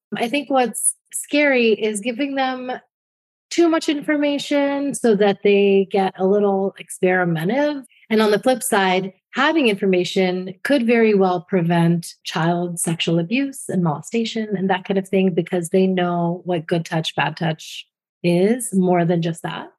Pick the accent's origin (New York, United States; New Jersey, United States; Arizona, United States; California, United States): New Jersey, United States; my home state of New Jersey